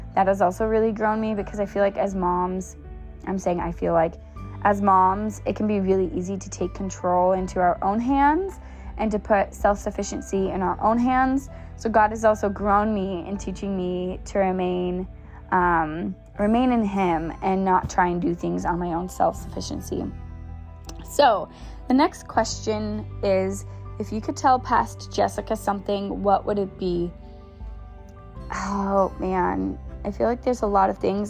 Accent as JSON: {"language": "English", "town": "Bellingham", "region": "Washington", "country": "United States", "tie": "born or raised there", "said": "I was born in Bellingham and I was raised in Bellingham"}